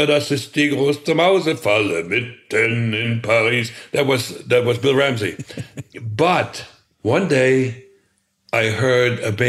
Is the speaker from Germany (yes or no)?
yes; Germany; moved away as an adult; now in United States; Where I was born was in the Soviet-occupied part of Germany. Very, very poor, very rural.